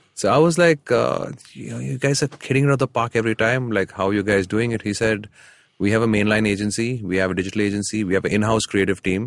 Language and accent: English; Chennai, Tamil Nadu, India; I grew up in Chennai.